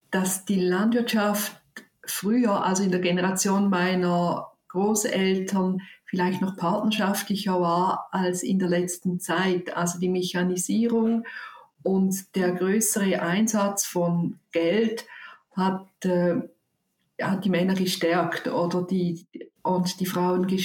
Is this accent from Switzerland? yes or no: yes; Zurich, Switzerland; ich komme aus Zürich und ich habe